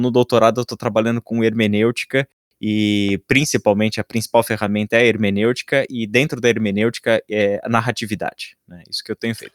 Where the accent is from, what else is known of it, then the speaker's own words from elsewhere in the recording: São Paulo, Brazil; now in Vinhedo, Brazil; atualmente moro em Vinhedo, mas eu sou da região da Moca, em São Paulo.